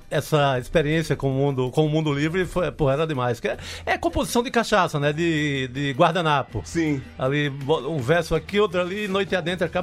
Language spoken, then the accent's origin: Portuguese; Cariri, Ceará, Brazil; moved away; also born or lived in Recife; eu nasci no, no, no Cariri, evidentemente, cearense, é, no tempo que não tinha o Icasa no Campeonato Cearense. O Icasa nasceu no meu ano, 1962.